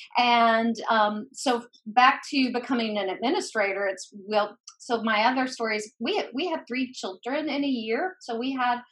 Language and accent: English; Boone, North Carolina, United States; moved away; I grew up in Boone, North Carolina